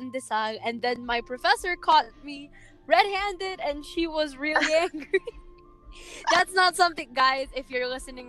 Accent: Batangas, Calabarzon, Philippines; I'm from Batangas

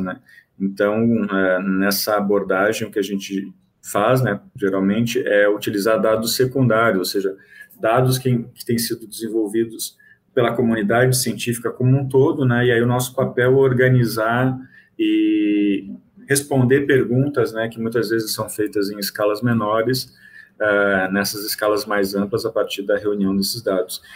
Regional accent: Rio Grande do Sul, Brazil; moved away as an adult; also born or lived in Goiás / Bahia; now in Salvador, Brazil; eu sou gaúcho, né? E fiz minha graduação em biologia e mestrado em ecologia lá na Federal do Rio Grande do Sul

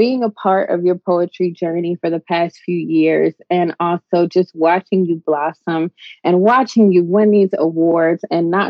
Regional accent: Chicago, Illinois, United States; moved away; also born or lived in Atlanta; I'm from Chicago

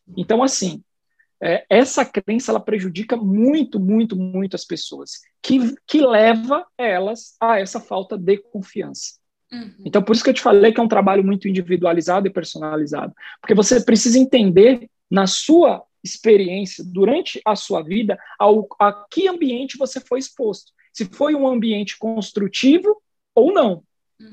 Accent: São Paulo, Brazil; first language Portuguese; moved away as an adult; now in Salvador, Brazil; Eu sou paulistano, sou nascido e criado na cidade de São Paulo

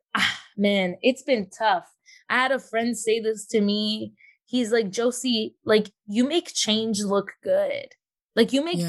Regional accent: Toronto, Ontario, Canada; now in Fayetteville, United States; I'm born in Toronto, born and raised in Toronto, but living in Fayetteville, North Carolina right now

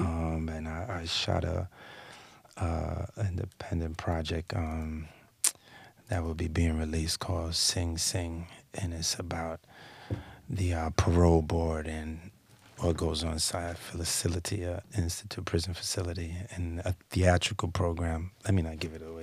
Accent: East Coast, United States; I'm from the East

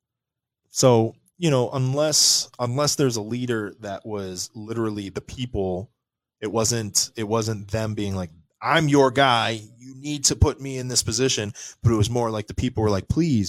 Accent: United States; I was born in the United States of America

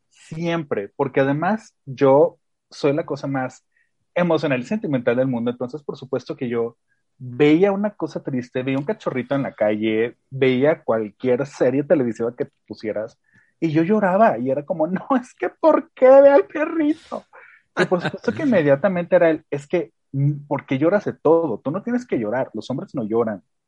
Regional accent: León, Guanajuato, Mexico; yo soy de León, que es como muchas personas saben, una ciudad increíblemente mocha

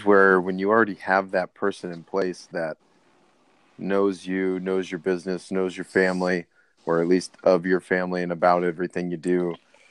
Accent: United States; I'm American

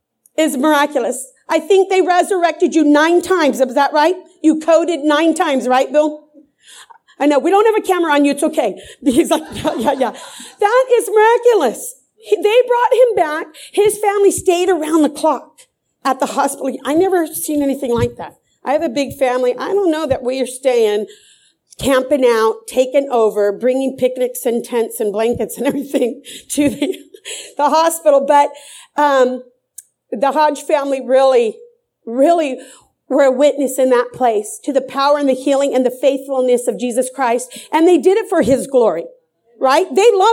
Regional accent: Croatia; But I'm from Croatia, so we're so blessed to have them.

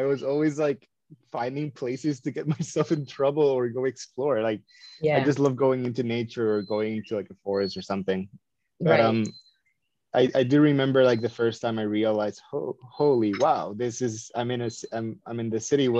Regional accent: San Juan, Puerto Rico; English is a second language; I grew up in San Juan de Puerto Rico. Most of my life, I did travel all over.

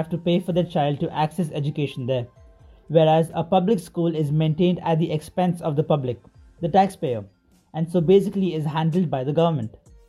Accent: India; also born or lived in Sharjah, UAE; I'm from India. I've done my schooling in DP Sharjah, UAE

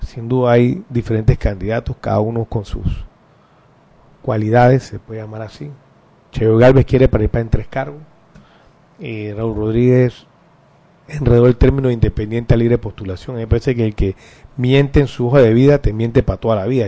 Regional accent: Panama; seguiré siendo panameño que ama este país

